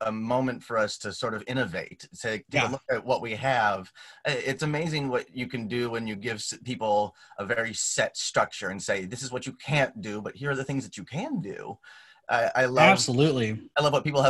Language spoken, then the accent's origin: English; Grandview Heights, Ohio, United States; moved away; I grew up 5 minutes from West Campus of OSU in a little teeny tiny town called Grandview Heights